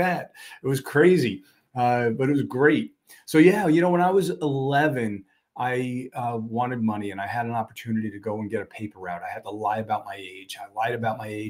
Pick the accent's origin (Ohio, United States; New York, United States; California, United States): New York, United States; New York City; now in Suffolk County, United States; I grew up in a part of Brooklyn over by Coney Island